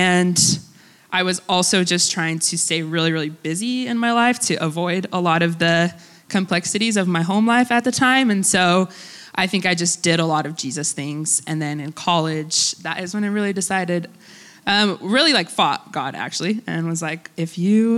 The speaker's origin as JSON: {"language": "English", "country": "United States", "tie": "born or raised there", "first_language": "Russian", "second_language": "English", "said": "they came to the States in 1991. And then I was born 4 years later. So I basically grew up in a Russian-speaking home. Russian was my first language."}